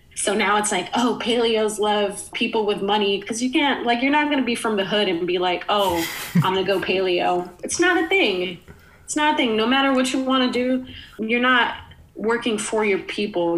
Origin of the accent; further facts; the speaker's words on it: New York City, New York, United States; moved away as an adult; now in Philadelphia, United States; me growing up in the Bronx